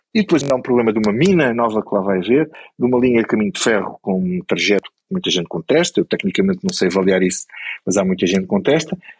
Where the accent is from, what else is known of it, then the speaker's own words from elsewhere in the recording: Grândola, Alentejo, Portugal; eu, sou de Grândola